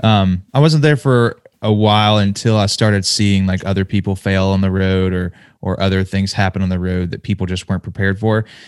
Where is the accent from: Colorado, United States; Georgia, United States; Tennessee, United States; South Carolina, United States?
Tennessee, United States; Nashville; my hometown